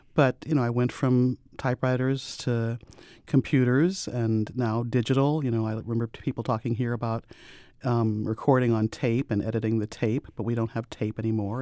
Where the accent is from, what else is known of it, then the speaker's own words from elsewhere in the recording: St. Louis, Missouri, United States; I'm from Saint Louis.